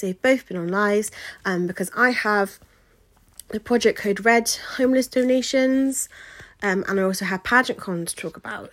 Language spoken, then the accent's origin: English; Wiltshire, South West England, United Kingdom; my hometown in Wiltshire. So, well, home county